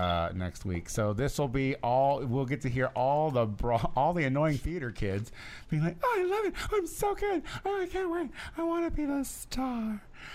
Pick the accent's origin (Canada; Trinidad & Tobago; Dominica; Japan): Canada; I'm from Canada, but it sounds important.